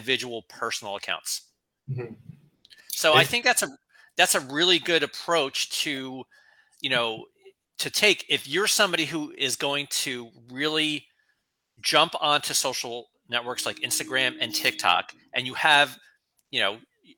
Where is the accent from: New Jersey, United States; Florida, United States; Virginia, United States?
New Jersey, United States; now in Philadelphia area, United States; I grew up in North Jersey, spent a lot of time in New York City, and now I'm down in the Philadelphia area